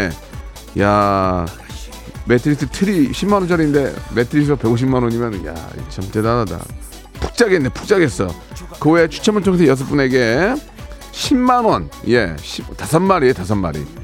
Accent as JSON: {"language": "Korean", "town": "Jeonju", "region": "North Jeolla", "country": "South Korea", "tie": "born or raised there", "moved": "yes", "lives_now": "Seoul, South Korea", "said": "예, 고향은 전라도입니다. 어디, 어디요? 전라도, 전라북도 전주입니다."}